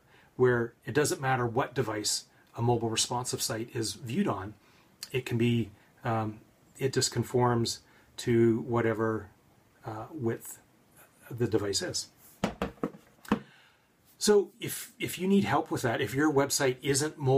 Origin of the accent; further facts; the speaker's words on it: Victoria, British Columbia, Canada; born or raised there